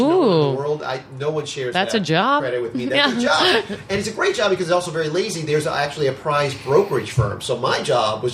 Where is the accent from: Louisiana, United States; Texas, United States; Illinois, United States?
Louisiana, United States; New Orleans; I'm from New Orleans, so I went to school at UNO